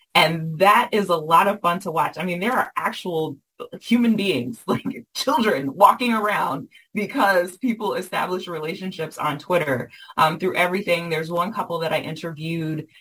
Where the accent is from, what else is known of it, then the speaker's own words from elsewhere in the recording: the South, United States; I was raised in the South